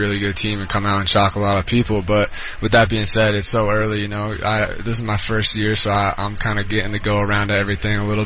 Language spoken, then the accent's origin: English; New York, United States; moved away as an adult; also born or lived in Hudson, New York / Syracuse, New York; now in Denver, United States; I'm actually from Elizabethville, New York